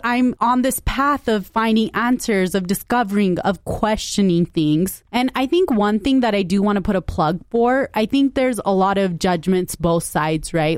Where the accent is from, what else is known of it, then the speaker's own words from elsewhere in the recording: Utah, United States; I grew up in Utah.